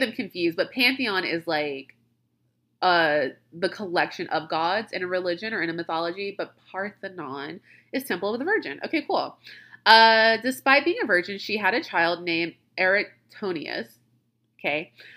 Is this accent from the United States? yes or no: yes; Louisiana, United States; I'm from Louisiana.